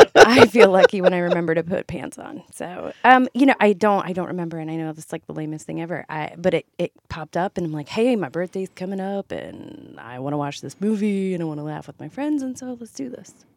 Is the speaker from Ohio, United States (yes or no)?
yes; Ohio, United States; moved away; I'm from Ohio. I spent twenty-five long years there.